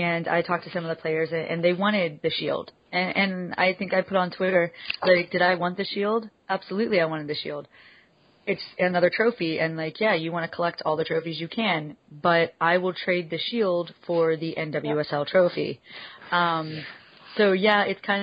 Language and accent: English; Penn State campus hometown, Pennsylvania, United States; growing up at the Penn State campus in my hometown